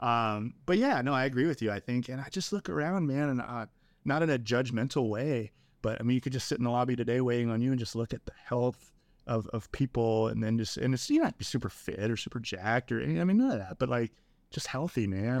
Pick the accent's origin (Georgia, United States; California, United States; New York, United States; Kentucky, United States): California, United States; Southern; moved away as an adult; now in Round Rock, United States; We grew up in Southern California